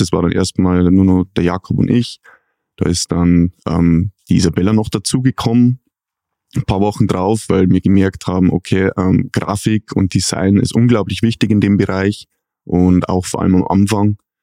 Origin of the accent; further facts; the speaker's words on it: Pfaffenhofen an der Ilm, Bavaria, Germany; Ich bin in Bayern geboren